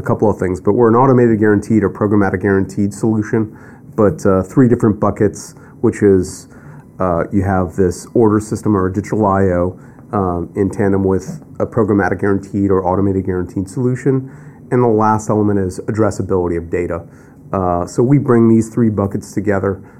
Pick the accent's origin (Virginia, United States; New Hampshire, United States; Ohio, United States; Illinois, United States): Ohio, United States; Akron; moved away as an adult; also born or lived in Waterbury, Connecticut / Eastern Corridor; now in New York, United States; I was born in Waterbury, Connecticut. And we moved along the Eastern Corridor and then eventually wound up in what is Northeastern Ohio, Akron, Ohio